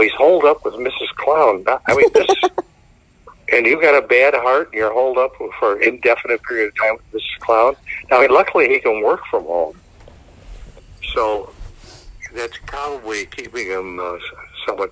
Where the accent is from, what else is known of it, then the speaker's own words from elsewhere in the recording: Downers Grove, Illinois, United States; I grew up in Downers Grove